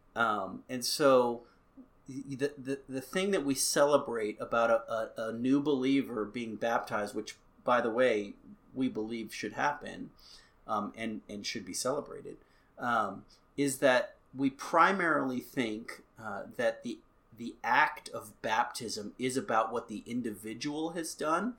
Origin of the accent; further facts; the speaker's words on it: United States; also born or lived in Albuquerque; I'm an American